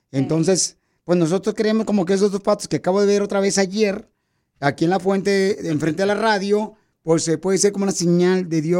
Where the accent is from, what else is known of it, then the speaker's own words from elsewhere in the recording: Mexico; now in Los Angeles, United States; Porque aquí venimos de México a Los Ángeles, Estados Unidos.